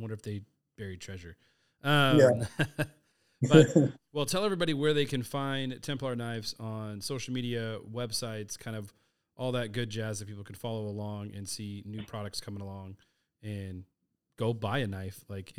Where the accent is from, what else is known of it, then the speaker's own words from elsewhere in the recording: Texas, United States; You're like, no, I don't know. I'm from Texas.